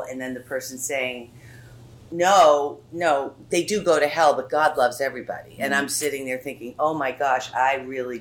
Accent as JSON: {"language": "English", "town": "Wellesley", "region": "Massachusetts", "country": "United States", "tie": "born or raised there", "said": "I grew up in Wellesley. I went to Wellesley High School."}